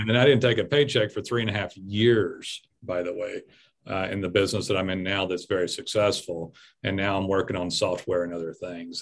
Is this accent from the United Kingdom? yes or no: no; United States; I'm American